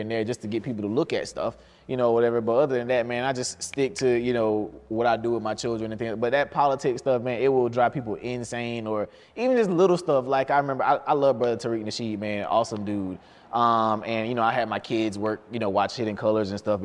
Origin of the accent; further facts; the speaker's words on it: Albany, Georgia, United States; I was born in Albany, Georgia, born and raised, so were my parents